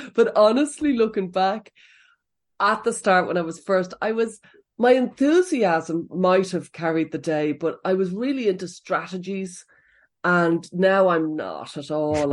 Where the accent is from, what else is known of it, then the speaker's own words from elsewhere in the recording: Dublin, Leinster, Ireland; moved away as an adult; now in County Offaly, Ireland; I grew up in Blanchardstown in Dublin fifteen